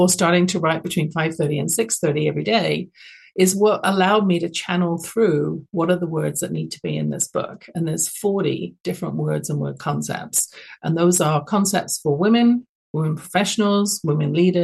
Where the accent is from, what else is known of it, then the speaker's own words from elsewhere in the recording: London, United Kingdom; now in Canada; my own experience growing up, you can tell I'm not from Canada originally, even though I'm broadcasting from California through BBS. I was born in London, England